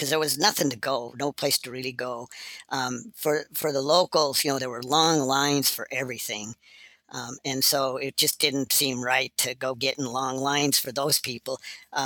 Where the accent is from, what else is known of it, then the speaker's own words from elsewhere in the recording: Montana, United States; I grew up in Montana.